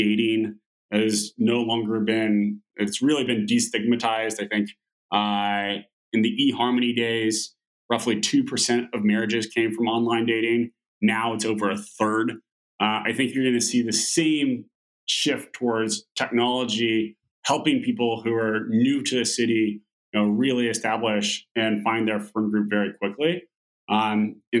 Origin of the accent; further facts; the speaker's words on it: Oklahoma, United States; moved away; growing up in Oklahoma, very few of my friends left sort of the Oklahoma and Texas area to go to university